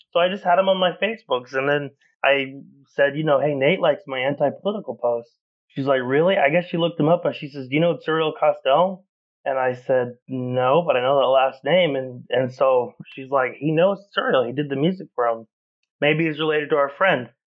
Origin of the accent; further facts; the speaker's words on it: Oklahoma, United States; moved away as an adult; now in Chicago, United States; I was raised Southern Baptist in Oklahoma.